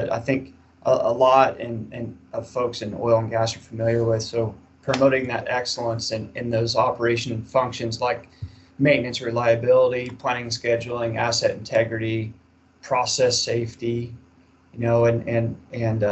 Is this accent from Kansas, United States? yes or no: yes; Kansas, United States; I'm originally from Kansas